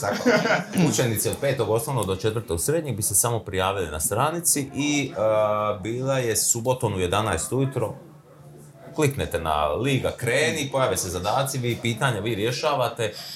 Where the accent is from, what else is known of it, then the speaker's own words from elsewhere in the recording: Split, Split-Dalmatia County, Croatia; moved away as an adult; now in Zagreb, Croatia; ja sam rođen u Splitu, ja sam dalmatinac, ali ovdje sam više od koliko, 25 godina.